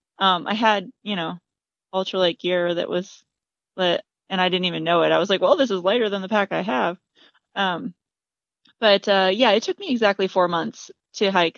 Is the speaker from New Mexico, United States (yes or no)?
no; Michigan, United States; also born or lived in Indiana; My parents and I grew up in Michigan.